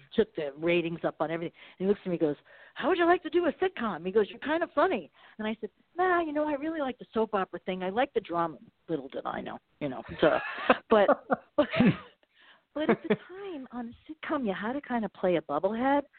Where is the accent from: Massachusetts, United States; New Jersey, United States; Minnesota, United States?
New Jersey, United States; Bergenfield; moved away as an adult; also born or lived in Malibu; now in Marina del Rey, United States; I grew up in New Jersey, but I not near the water in Bergenfield